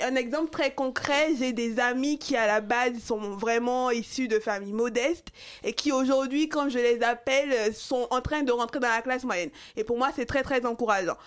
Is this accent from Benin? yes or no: yes; Cotonou, Littoral, Benin; also born or lived in Porto-Novo; je suis née à Porto Novo, j'ai grandi à Cotonou